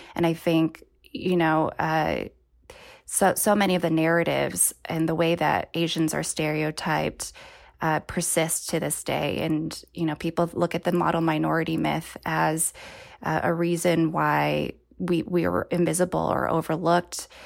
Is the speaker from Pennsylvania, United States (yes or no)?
no; Bay Area, California, United States; I was born and raised in the Bay Area